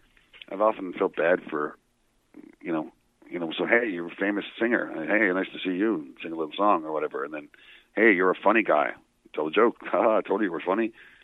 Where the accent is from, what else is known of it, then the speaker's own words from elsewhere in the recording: Petty Harbour, Newfoundland and Labrador, Canada; I could write some stories about growing up in Petty Harbor.